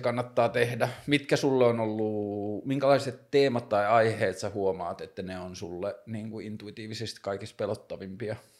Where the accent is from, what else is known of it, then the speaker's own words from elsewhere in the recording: Tornio, Lapland, Finland; now in Helsinki, Finland; mä oon kasvanut siellä Torniossa Pohjois-Suomessa